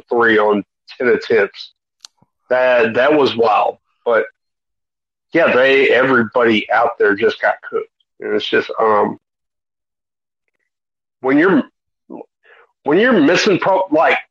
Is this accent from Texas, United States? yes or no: yes; East Texas, United States; I'm from East Texas